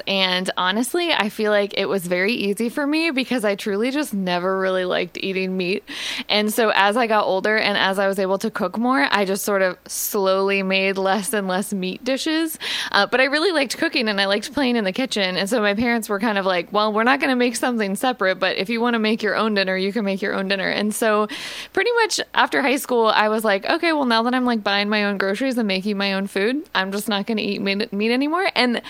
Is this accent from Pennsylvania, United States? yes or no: no; Columbus, Ohio, United States; moved away as an adult; now in Richmond, United States; I am originally from Columbus, Ohio. Ooh. I grew up in Ohio. I was a Buckeye. And then after college, I moved to Richmond in 2010.